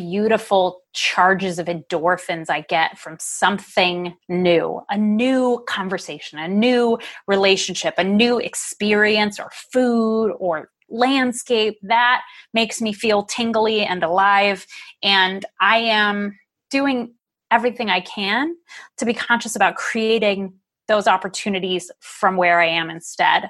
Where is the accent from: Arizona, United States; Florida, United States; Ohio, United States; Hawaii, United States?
Ohio, United States; now in Oregon, United States; where I grew up in Ohio